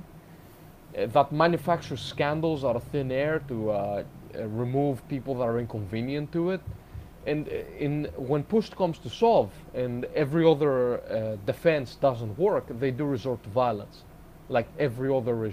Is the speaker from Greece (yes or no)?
yes; Greece; moved away; I'm from Greece originally